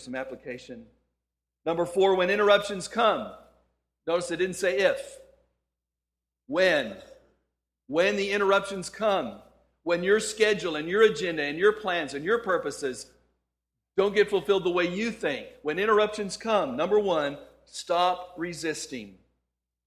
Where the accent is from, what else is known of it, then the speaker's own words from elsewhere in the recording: El Paso, Texas, United States; moved away as an adult; also born or lived in Houston, Texas; I grew up in El Paso, Texas